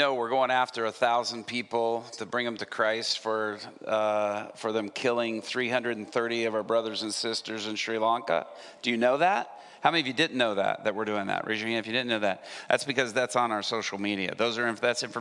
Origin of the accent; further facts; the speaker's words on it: Atlanta, Georgia, United States; also born or lived in Japan / Dallas, Texas; I was growing up in Atlanta, Georgia. When we moved back from Japan, we lived first in Dallas. But we moved by the time I was 6 years old to Atlanta